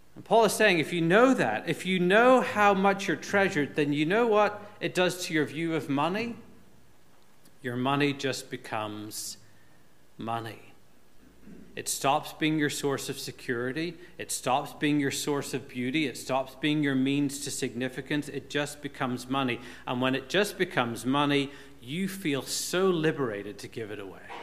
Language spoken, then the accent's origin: English; Northern Ireland, United Kingdom; moved away; When I was growing up in Northern Ireland